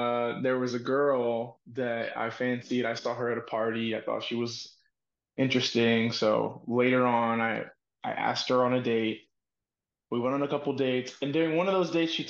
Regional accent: Dallas, Texas, United States; I grew up in Dallas, Texas

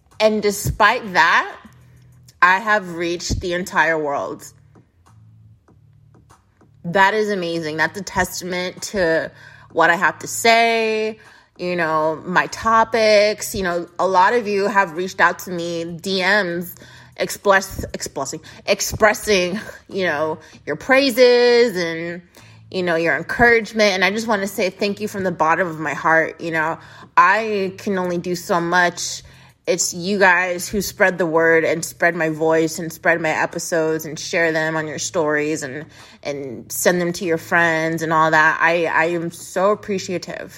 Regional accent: United States; I, as an American

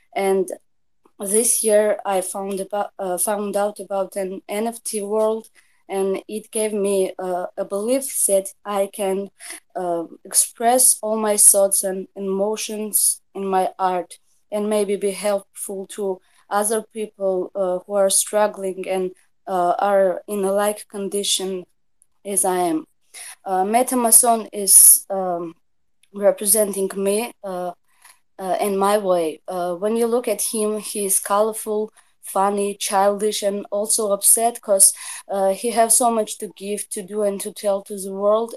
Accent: Tbilisi, Georgia; English is a second language; I'm from Georgia, Tbilisi

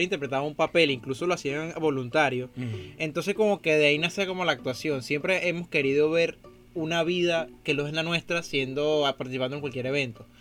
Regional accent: Venezuela; moved away; me crié en Venezuela

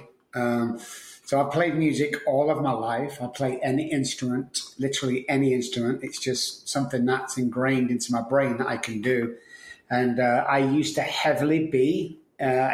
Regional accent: Manchester, North West England, United Kingdom; moved away as an adult; now in San Antonio, United States; I'm from Manchester, United Kingdom, and I've been in Texas for around 15, 16 years.

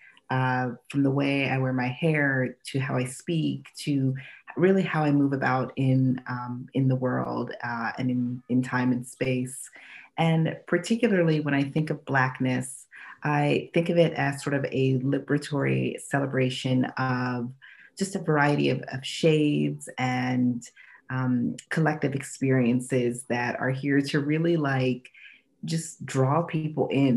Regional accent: Annapolis, Maryland, United States; now in Southern California and Washington D.C., United States; I grew up actually right outside of Annapolis, Maryland, and it's a very, very, very white area

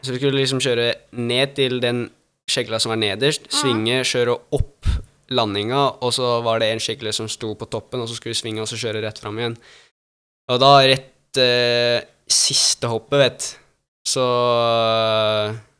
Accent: Norway; now in Italy; jeg er norsk

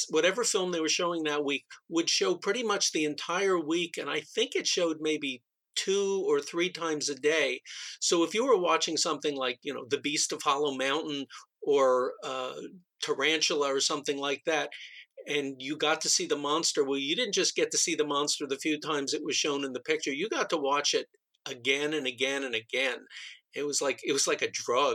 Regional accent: New Jersey, United States; moved away; I grew up back in New Jersey on the East Coast

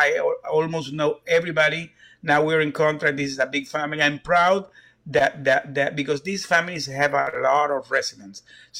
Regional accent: Houston, Texas, United States; One of them is from Louisiana, and the other five we are from Houston.

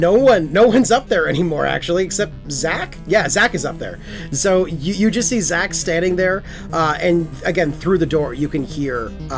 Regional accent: Texas, United States; And it was when I grew up in Texas.

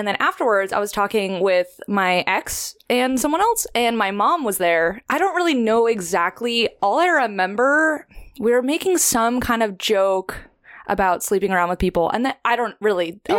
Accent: California, United States; now in Santa Barbara, United States; I grew up in the Valley, San Fernando Valley, outside of LA. I moved to Santa Barbara in 2011 as a little freshman at UCSB.

